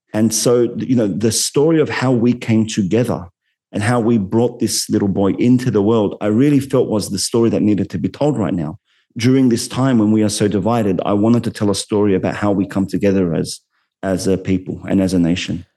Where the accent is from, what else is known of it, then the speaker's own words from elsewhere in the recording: Sydney, New South Wales, Australia; an Arab Muslim man growing up in Western Sydney